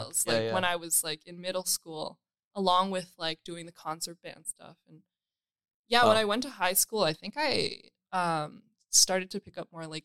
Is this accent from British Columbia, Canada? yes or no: no; Toronto, Ontario, Canada; I grew up in North York.